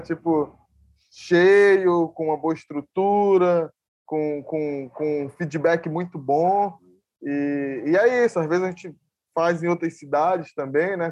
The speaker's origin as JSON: {"language": "Portuguese", "town": "Ananindeua", "region": "Pará", "country": "Brazil", "tie": "born or raised there", "said": "sempre estive aqui, nasci aqui, me criei"}